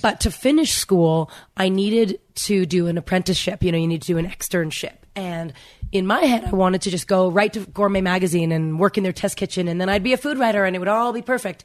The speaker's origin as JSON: {"language": "English", "country": "Canada", "tie": "born or raised there", "said": "I grew up in Canada"}